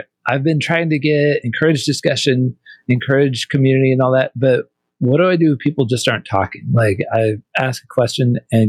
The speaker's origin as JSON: {"language": "English", "region": "Midwest", "country": "United States", "moved": "yes", "said": "I'm originally from the Midwest"}